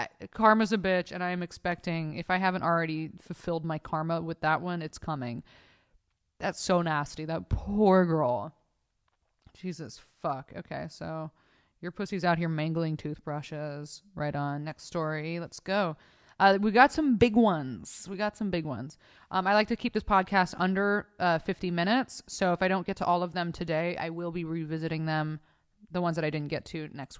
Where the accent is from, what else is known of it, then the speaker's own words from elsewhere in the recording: Oceanside, California, United States; Vista, I'm from Oceanside. Which is the next city close to it.